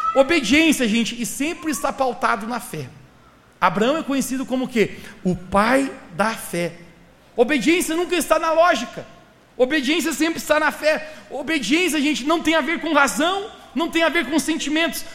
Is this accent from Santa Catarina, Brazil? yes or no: yes; Santa Catarina, Brazil; sou da cidade lá de Santa Catarina